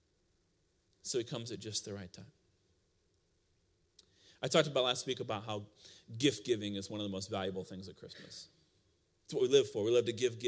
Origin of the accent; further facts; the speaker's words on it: Iowa, United States; moved away; I came from Iowa